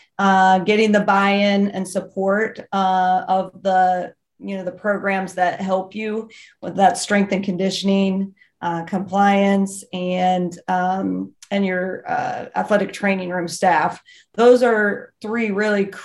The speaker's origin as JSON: {"language": "English", "region": "Western Pennsylvania", "country": "United States", "tie": "born or raised there", "said": "I grew up in Western Pennsylvania"}